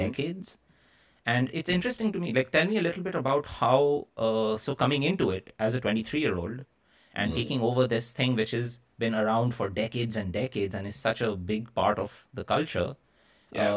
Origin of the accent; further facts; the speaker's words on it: Kolkata, West Bengal, India; my hometown of Calcutta in India